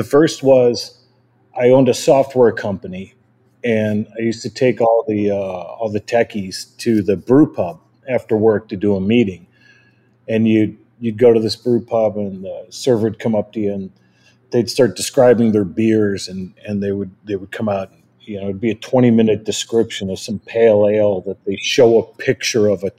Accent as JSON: {"language": "English", "region": "Midwest", "country": "United States", "said": "I'm from the Midwest, and I still call it soda"}